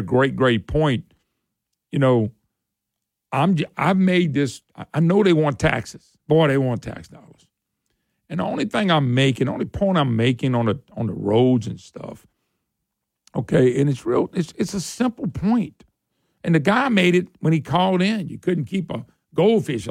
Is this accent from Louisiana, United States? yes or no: yes; Baton Rouge, Louisiana, United States; also born or lived in Plaquemine, Louisiana; I'm from the Baton Rouge area. I'm in Plaquemine, but I went to school there